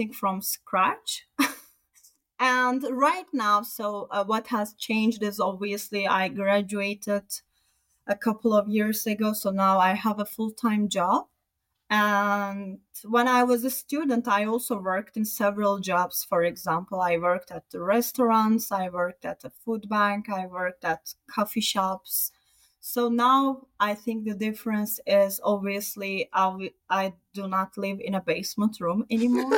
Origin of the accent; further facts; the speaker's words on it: Turkey; moved away as an adult; also born or lived in Sweden; now in Canada; I'm from Turkey, and before Turkey, I also lived in Sweden